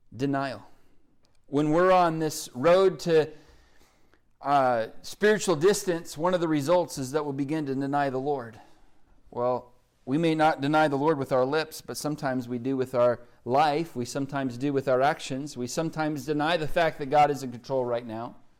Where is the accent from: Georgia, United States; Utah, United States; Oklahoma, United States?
Oklahoma, United States; accent: Oklahoma; my Oklahoma accent